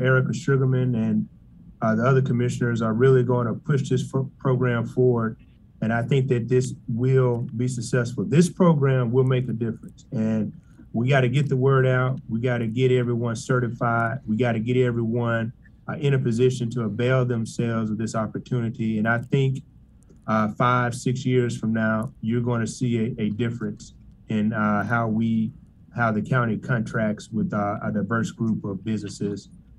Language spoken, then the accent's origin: English; Memphis, Tennessee, United States; Born and raised in the Whitehaven community